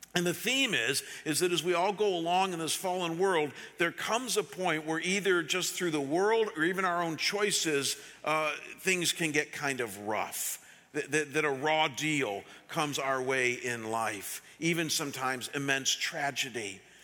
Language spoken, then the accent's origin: English; Chagrin Falls, Ohio, United States; I was living that summer in my hometown of Chagrin Falls, Ohio